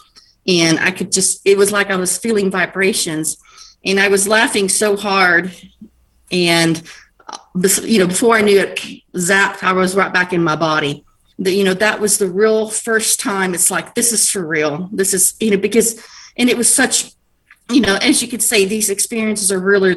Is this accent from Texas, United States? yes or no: yes; El Paso, Texas, United States; I was born in Texas, El Paso. So we lived on the border of Mexico